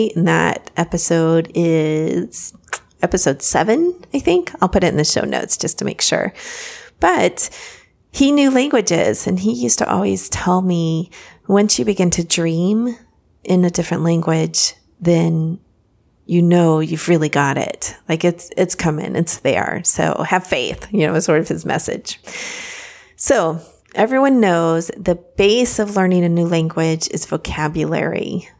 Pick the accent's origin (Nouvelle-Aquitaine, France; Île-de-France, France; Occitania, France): Île-de-France, France; Paris; born there; I was born in Paris, actually, and my parents lived in France for many, many, many years.